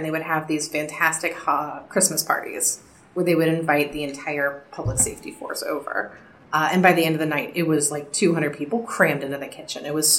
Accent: Wadsworth, Ohio, United States; I grew up in Wandsworth, Ohio. It's an exurb outside of Akron.

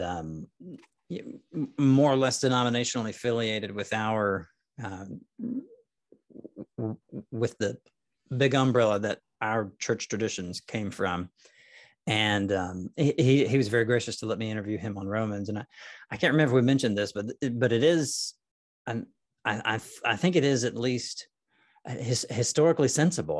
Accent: Nashville, Tennessee, United States; moved away as an adult; also born or lived in Arkansas / Memphis, Tennessee / central Kentucky; now in Corpus Christi, United States; I grew up in Nashville, Tennessee

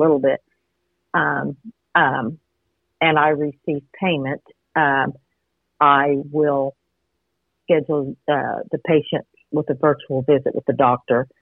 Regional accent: Duncan, Oklahoma, United States; now in Yukon, United States; I'm from the Duncan, Stevens County area originally

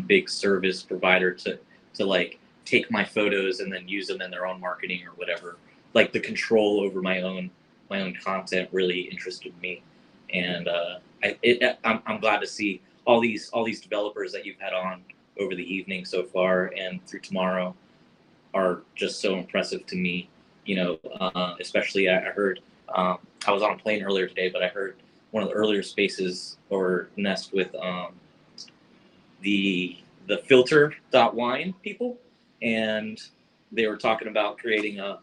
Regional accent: Florida, United States; now in Hawaii, United States; I'm originally from Florida, living in Hawaii

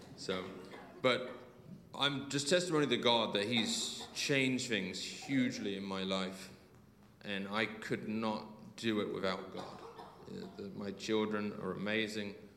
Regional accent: Alton, South East England, United Kingdom; moved away as an adult; now in Utah, United States; I'm actually born and raised in Alton for 18 years. But 18 years ago, I left Alton and I went to ski in Utah, Colorado, sorry, Utah, USA

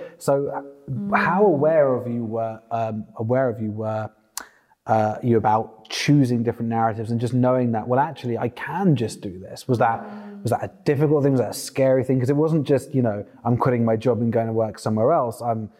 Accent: London, United Kingdom; growing up in the UK, especially growing up in London

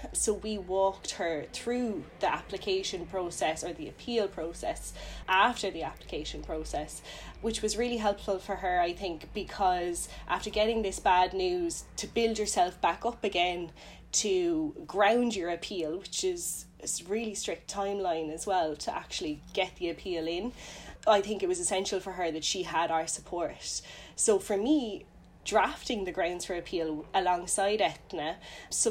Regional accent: Cork, Munster, Ireland; I'm from Cork originally

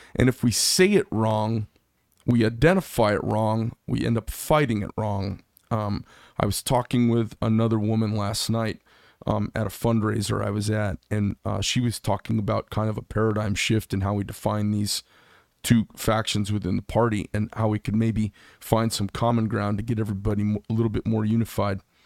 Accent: Scottsdale, Arizona, United States; now in Carefree, United States; I grew up in Scottsdale, and then I live up in Carefree now

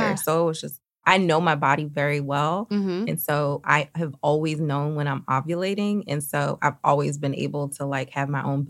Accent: Philadelphia, Pennsylvania, United States; moved away as an adult; also born or lived in New York; now in Los Angeles, United States; I grew up in Philly.

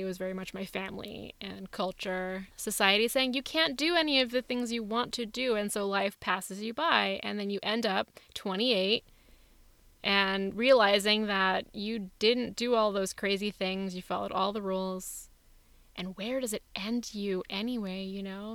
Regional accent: India; also born or lived in Los Angeles; now in Oakland, United States; my country of India

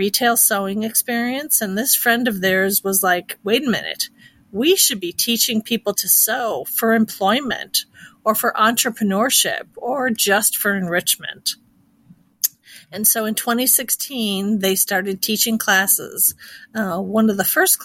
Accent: Chicago, Illinois, United States; moved away as an adult; now in Kansas City, United States; I am actually originally a Chicago born and raised gal

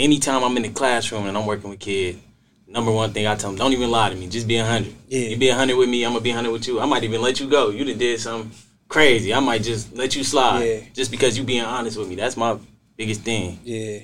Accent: Canton, Ohio, United States; program director from Canton, Ohio. Born and raised

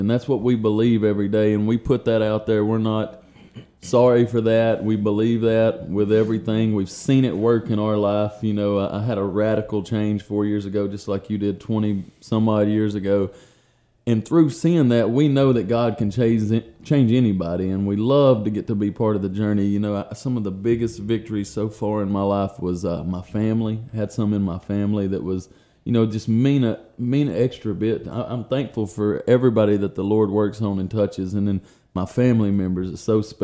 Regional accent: Pickwick, Tennessee, United States; also born or lived in Adamsville, Tennessee; I was up there at Pickwick

